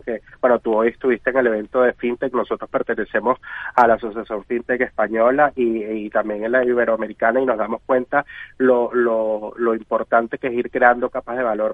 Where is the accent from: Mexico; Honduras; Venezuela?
Venezuela; soy venezolano